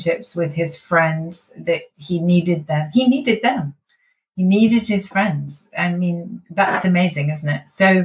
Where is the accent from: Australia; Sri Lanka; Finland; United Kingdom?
United Kingdom; we are British after all